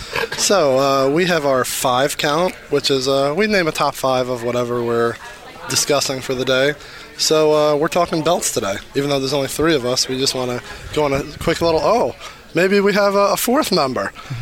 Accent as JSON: {"language": "English", "town": "Detroit", "region": "Michigan", "country": "United States", "said": "We're from Detroit."}